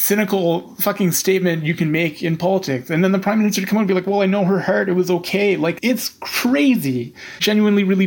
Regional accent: Newfoundland and Labrador, Canada; I'm a Newfoundlander

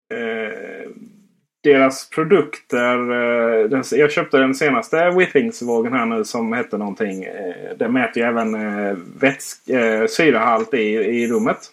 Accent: Blekinge, Sweden; Jag är ju faktiskt från Blekinge, inte Skåne

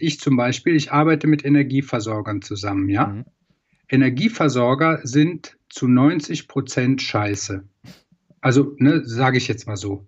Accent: Troisdorf, North Rhine-Westphalia, Germany; Ich komme aus Troisdorf, das ist im Rheinland, genau zwischen Bonn und Köln

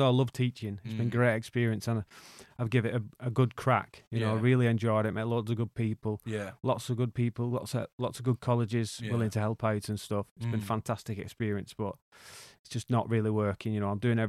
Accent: Wigan, North West England, United Kingdom; Well, I grew up in Wigan, working class background.

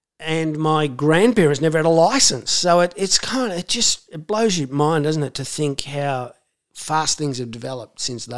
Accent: Footscray, Victoria, Australia; also born or lived in Yarraville / Brisbane; I grew up in Footscray.

